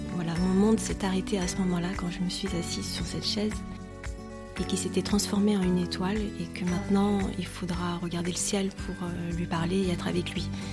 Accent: Paris region, Île-de-France, France; moved away as an adult; now in Normandy, France; Je suis née en région parisienne, j'ai toujours vécu en Ile-de-France et Paris.

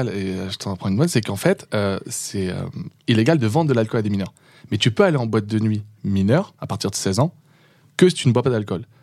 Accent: Le Mans, Pays de la Loire, France; au Mans. et non

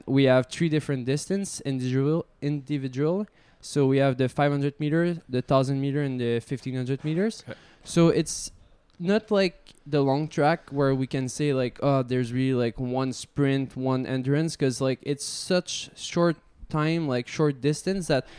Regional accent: Montreal, Quebec, Canada; I was from Montreal

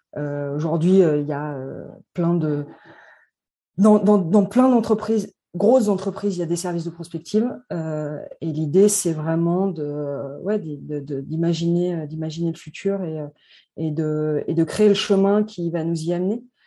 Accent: Annecy, Auvergne-Rhône-Alpes, France; also born or lived in Saint-Étienne / Paris / Vancouver; je suis née à Annecy. J'ai vécu 12 euh, ans, 12 euh, premières années à Annecy, ensuite à Saint-Etienne

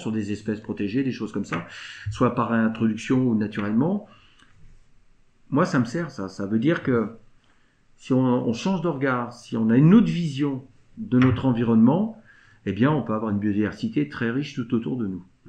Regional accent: Saint-Lunaire, Brittany, France; also born or lived in Pleurtuit; je suis natif de Saint-Lunaire, je n'ai pas toujours habité à Saint-Lunaire. Je suis revenu en 2014

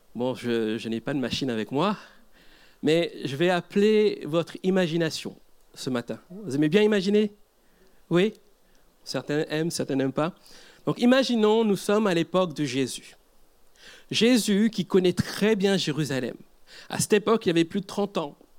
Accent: Mauritius; Je viens d'Afrique, mais d'un Afrique un peu plus à droite, c'est l'île Maurice

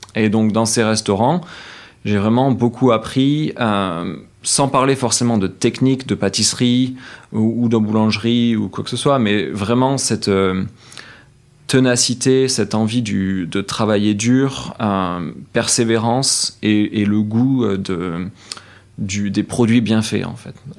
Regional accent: Saint-Sève, Nouvelle-Aquitaine, France; moved away as an adult; now in San Francisco, United States; j'ai grandi à Saint-Sevé, c'est un petit patelin de, 5000 habitants

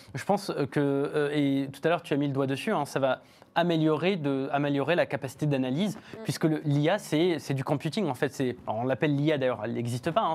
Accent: France; chez nous en France

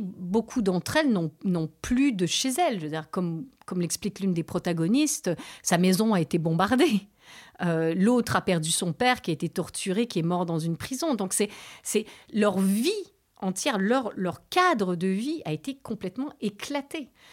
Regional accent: Canada; moved away as an adult; also born or lived in Beirut, Lebanon; now in France; mon père est libanais, ma mère est canadienne. J'ai grandi au Canada.

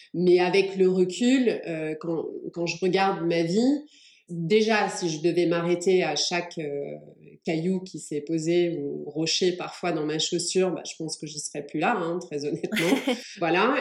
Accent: France; also born or lived in England; je suis anglaise. Je suis arrivée en France à l'âge de 8 ans

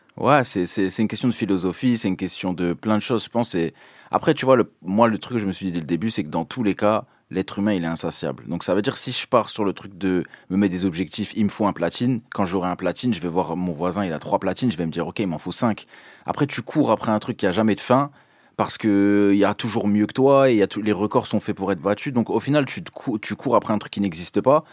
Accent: Dunkirk, Hauts-de-France, France; je viens de Dunkerque

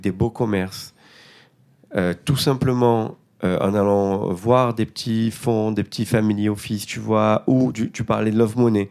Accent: Marseille, Provence-Alpes-Côte d'Azur, France; Je viens des quartiers nord de Marseille

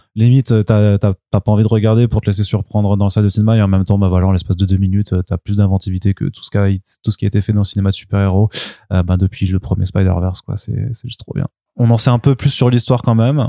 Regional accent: Paris, Île-de-France, France; en tant que français en tant que parisien

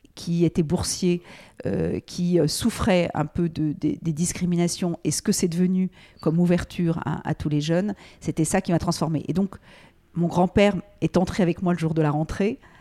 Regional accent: Paris, Île-de-France, France; moved away as an adult; also born or lived in United States; Je euh, suis née à Paris, euh, mes parents habitaient Paris

